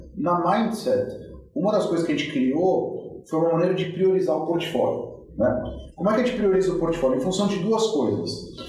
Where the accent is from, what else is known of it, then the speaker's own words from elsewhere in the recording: Brazil; eu sou do Brasil